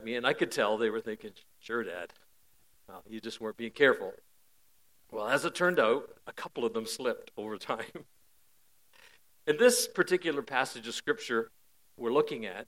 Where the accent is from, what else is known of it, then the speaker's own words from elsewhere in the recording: Parry Sound, Ontario, Canada; I was born and raised near Parry Sound.